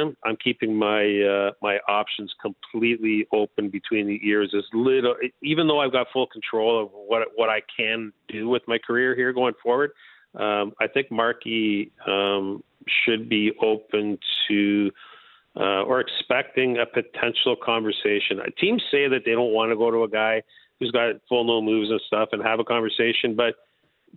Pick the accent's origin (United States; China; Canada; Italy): Canada; I'm Canadian